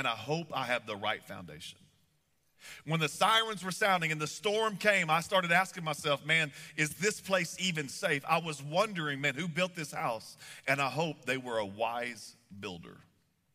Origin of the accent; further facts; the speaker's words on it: Texas, United States; moved away as an adult; now in Kansas City, United States; I grew up in Texas, and we moved up here a few years ago.